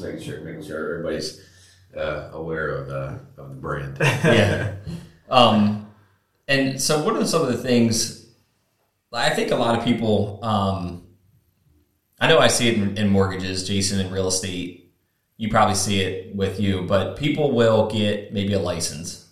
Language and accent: English; Chesapeake City, Maryland, United States; born or raised there; also born or lived in Cecilton